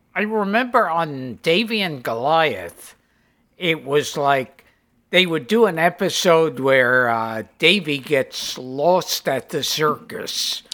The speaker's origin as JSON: {"language": "English", "town": "New York City", "region": "New York", "country": "United States", "tie": "born or raised there", "said": "growing up in Brooklyn"}